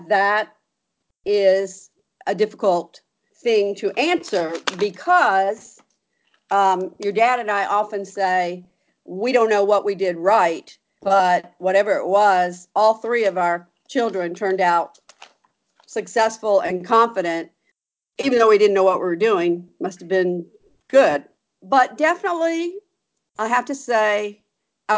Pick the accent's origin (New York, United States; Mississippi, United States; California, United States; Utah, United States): Mississippi, United States; Gulfport; also born or lived in St. Louis, Missouri; I was born in St. Louis, Missouri, and ended up growing up in Gulfport, Mississippi